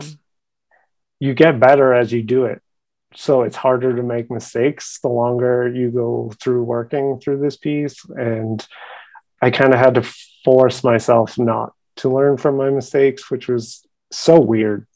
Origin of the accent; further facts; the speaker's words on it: Boston, Massachusetts, United States; moved away; also born or lived in Providence, Rhode Island; I'm originally from Boston, Massachusetts